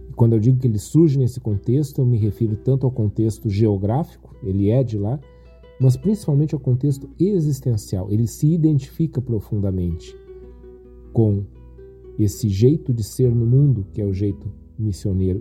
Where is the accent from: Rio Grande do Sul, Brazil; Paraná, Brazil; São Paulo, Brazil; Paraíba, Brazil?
Rio Grande do Sul, Brazil; accent: gaúcho; às vezes falam que, que o gaúcho fala cantando, tem tudo a ver com isso aqui ou fala cantado, né? Quer dizer, o nosso sotaque